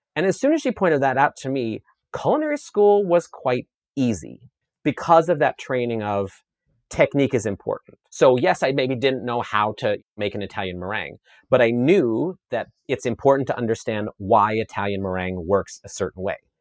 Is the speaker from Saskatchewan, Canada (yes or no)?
yes; Saskatchewan, Canada; I grew up in Saskatchewan, Canada, on a grain farm